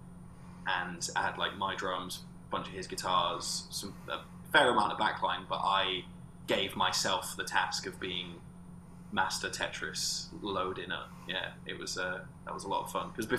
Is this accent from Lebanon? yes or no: no; Corby, East Midlands, United Kingdom; I'm from Corby